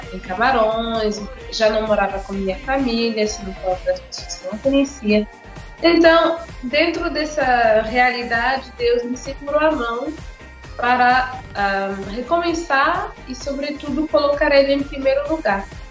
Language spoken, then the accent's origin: Portuguese; Montreal, Quebec, Canada; Portuguese is a second language; moved away as an adult; also born or lived in Senegal; now in Fortaleza, Brazil; Com seis anos a gente saiu do Senegal para morar no Canadá, em Montreal. Aí eu cresci lá toda a minha infância, adolescência, vida adulta